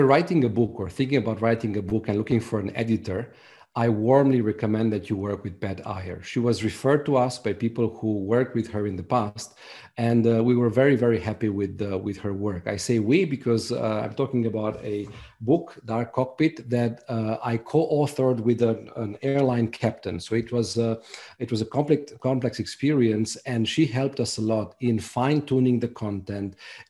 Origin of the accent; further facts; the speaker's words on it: Romania; English is a second language; I'm from Romania, so is my co-author. The book was translated by a professional translator, but we wanted to make sure that the book sounds really good in English